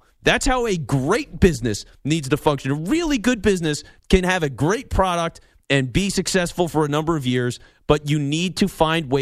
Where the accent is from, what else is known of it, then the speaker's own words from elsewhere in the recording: Philadelphia, Pennsylvania, United States; I'm from Philly. It's a football town. People wearing their jerseys to church every Sunday. You know, like that's what I lived